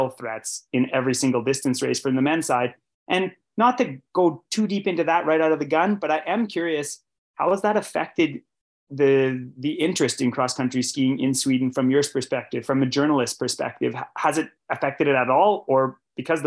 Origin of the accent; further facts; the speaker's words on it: Canada; I'm a Canadian